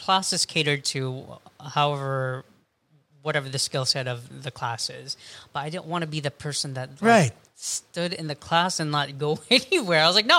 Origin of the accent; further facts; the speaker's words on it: Philippines; ako. I'm Filipino.